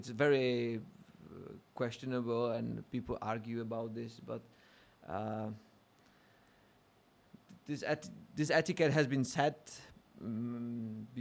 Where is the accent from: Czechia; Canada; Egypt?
Czechia; now in Australia; I'm from Czech